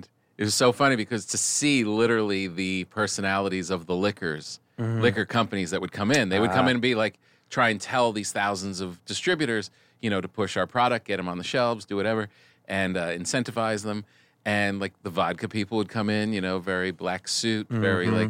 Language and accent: English; New Jersey, United States; moved away; also born or lived in New York; I was New Jersey.